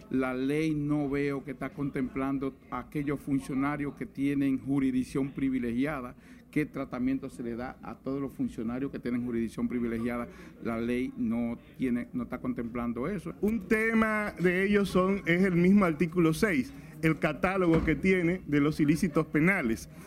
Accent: Dominican Republic; estamos cansados somos los dominicanos. ¿Qué hemos hecho?

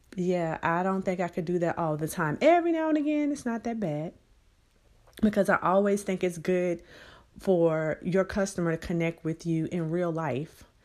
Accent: Birmingham, Alabama, United States; now in San Antonio, United States; my hometown of Birmingham, Alabama

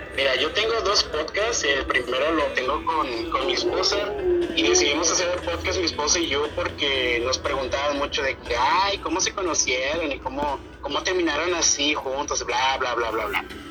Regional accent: Mexico; moved away as an adult; now in Ecuador; yo soy mexicano

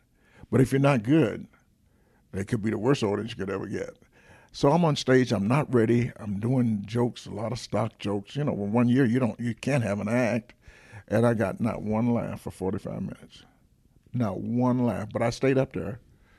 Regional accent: Atlanta, Georgia, United States; I'm from Atlanta, Georgia, and so I've lived.

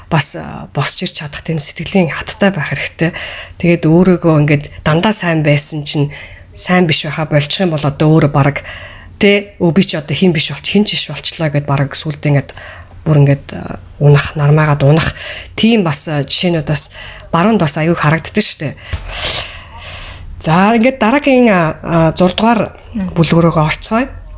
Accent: Mongolia; moved away; би өөрийнхөө одоо Монголд өссөн өөрийнхөө аа одоо багт өссөн

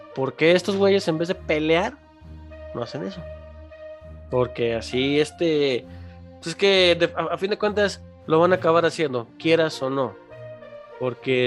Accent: Mexico; como mexicanos, los mexicanos, los que pagamos impuestos

